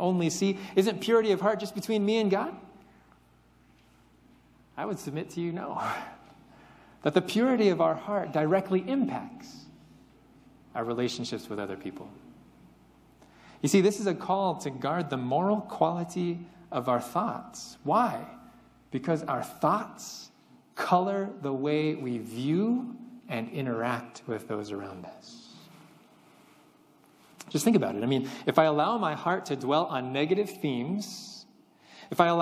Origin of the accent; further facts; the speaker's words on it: Central Valley, California, United States; moved away; being someone who was born and raised in California, stuck in the Central Valley